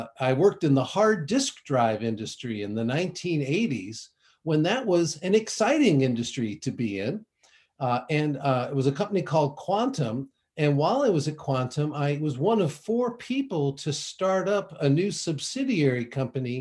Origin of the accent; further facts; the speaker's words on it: Ann Arbor, Michigan, United States; moved away as an adult; also born or lived in Connecticut; I grew up in the Midwest in Michigan, in a town called Ann Arbor, where the University of Michigan is located.